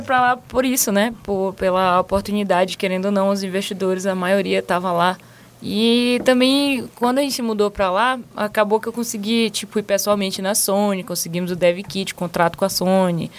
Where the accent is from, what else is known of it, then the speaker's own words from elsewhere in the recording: Maranhão, Brazil; moved away as an adult; also born or lived in England; now in San Francisco, United States; eu sou do Maranhão